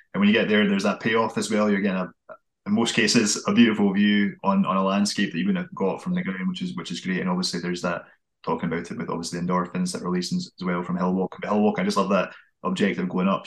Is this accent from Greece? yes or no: no; Fife, Scotland, United Kingdom; I come from Fife